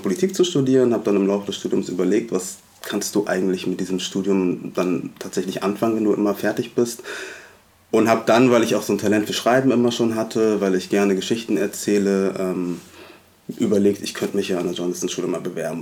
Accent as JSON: {"language": "German", "region": "Hamburg", "country": "Germany", "tie": "born or raised there", "also_born_or_lived": "Munich", "said": "ich bin in Hamburg-Alsterdorf aufgewachsen"}